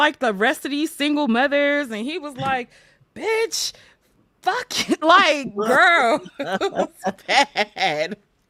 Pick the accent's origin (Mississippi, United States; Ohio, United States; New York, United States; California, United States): New York, United States; also born or lived in New Jersey; I was raised in New York, but okay. I was stationed in New Jersey.